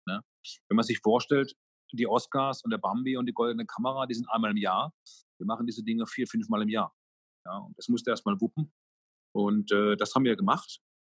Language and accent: German; Karlsruhe, Baden-Württemberg, Germany; hier in meiner Heimatstadt in Karlsruhe